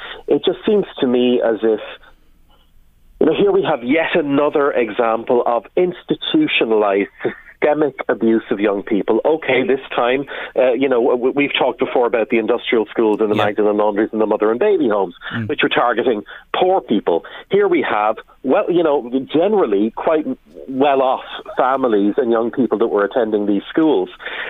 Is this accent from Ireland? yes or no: yes; Ireland; as a community, as the Irish people are standing up and saying, we stand with the abusers.